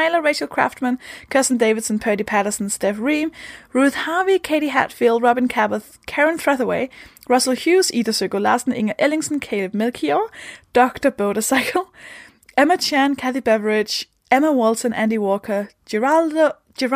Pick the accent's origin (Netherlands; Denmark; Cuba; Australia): Denmark; English is a second language; I'm from Denmark